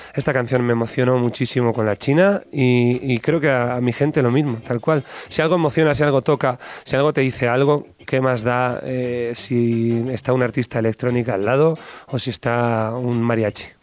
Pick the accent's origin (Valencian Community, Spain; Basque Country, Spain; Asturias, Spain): Basque Country, Spain; Yo soy del norte de España, soy vasco